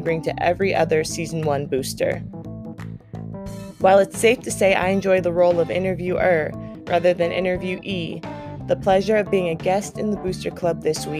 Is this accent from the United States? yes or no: yes; Portland, Oregon, United States; from high school basketball growing up in Portland, Oregon, to playing overseas in Australia